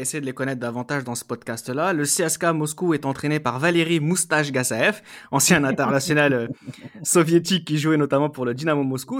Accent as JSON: {"language": "French", "country": "France", "said": "en tant que Français"}